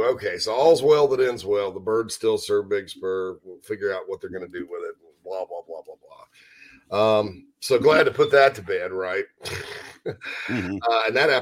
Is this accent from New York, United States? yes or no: no; Spartanburg, South Carolina, United States; my hometown of Spartanburg, South Carolina.